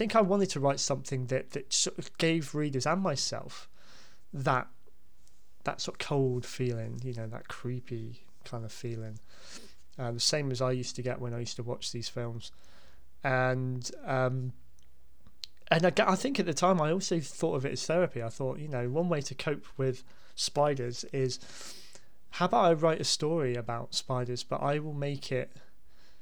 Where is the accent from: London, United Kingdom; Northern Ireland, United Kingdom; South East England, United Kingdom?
South East England, United Kingdom; Basingstoke; growing up in Basingstoke